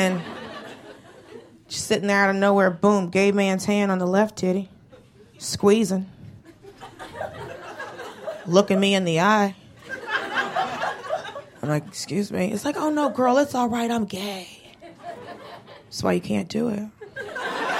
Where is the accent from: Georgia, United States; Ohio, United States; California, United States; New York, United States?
Georgia, United States; Atlanta; moved away as an adult; also born or lived in Los Angeles; grew up in Atlanta and lived